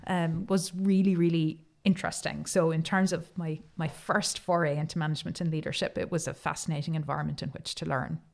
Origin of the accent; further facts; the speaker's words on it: Cork, Munster, Ireland; I am from Cork